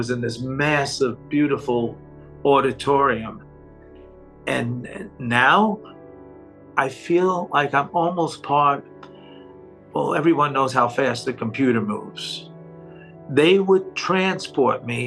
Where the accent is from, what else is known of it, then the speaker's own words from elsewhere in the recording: New York, United States; I am from New York